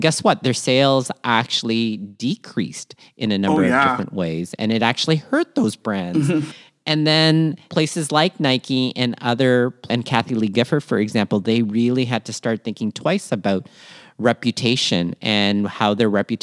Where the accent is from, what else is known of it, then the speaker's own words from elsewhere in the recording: Toronto, Ontario, Canada; also born or lived in Manila, Philippines; born in Manila, Philippines, raised in Toronto, Canada, and schooled all over southwestern